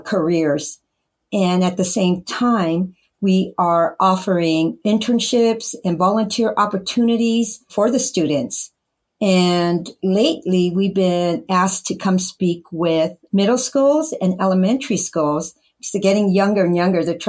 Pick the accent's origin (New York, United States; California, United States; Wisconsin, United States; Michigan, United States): California, United States; first language English; I am first generation, born and raised in the United States or California, born and raised